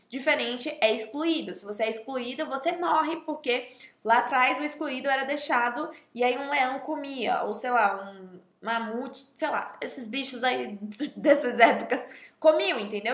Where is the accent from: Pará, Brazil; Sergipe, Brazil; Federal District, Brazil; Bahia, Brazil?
Bahia, Brazil; moved away; eu sou nordestina, mas a minha família não é do Nordeste. Então, basicamente, eu vivi a minha vida, né, de, é, dezessete, dezessete anos eu fiquei lá na Bahia e eu fui educada lá